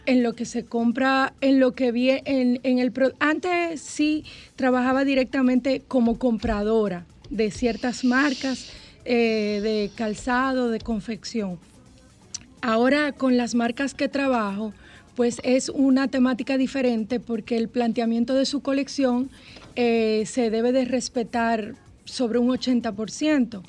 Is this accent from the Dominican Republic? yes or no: yes; Dominican Republic; como uno lo dice aquí, ah, como, dominicano